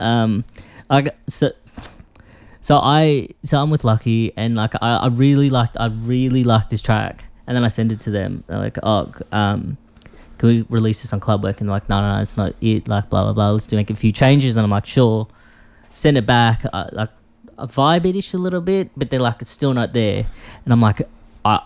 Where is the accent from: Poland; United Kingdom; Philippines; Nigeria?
Philippines; now in Melbourne, Australia; I'm a Filipino